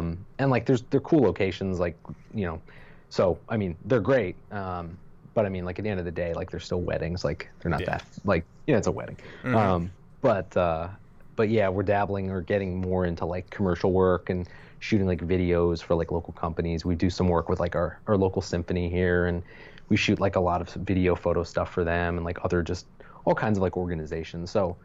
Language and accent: English; Pennsylvania, United States; I grew up in near Lancaster, Pennsylvania